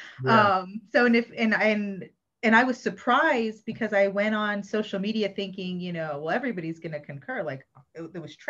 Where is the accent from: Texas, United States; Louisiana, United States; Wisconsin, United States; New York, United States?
Texas, United States; Austin; now in Spain; I'm from Austin, Texas.